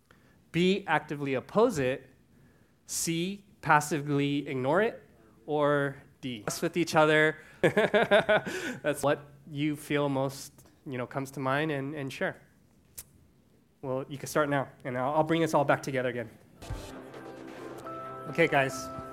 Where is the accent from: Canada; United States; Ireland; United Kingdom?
Canada; born there; unfortunately, I was born in Canada, so that's not the U.S.